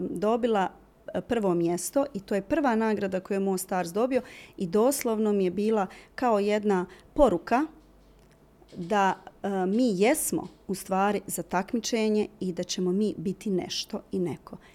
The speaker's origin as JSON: {"language": "Croatian", "town": "Mostar", "region": "Federation of Bosnia and Herzegovina", "country": "Bosnia & Herzegovina", "said": "Mi smo ostali bili u Mostaru"}